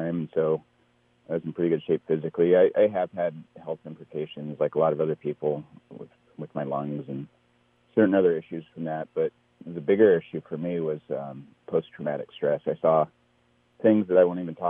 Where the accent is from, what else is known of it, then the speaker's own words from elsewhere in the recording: the Bay Area, California, United States; I'm from the Bay Area